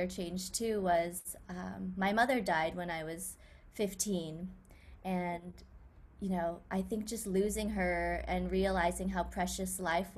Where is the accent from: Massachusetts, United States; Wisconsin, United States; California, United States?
California, United States; Silicon Valley; I grew up in Silicon Valley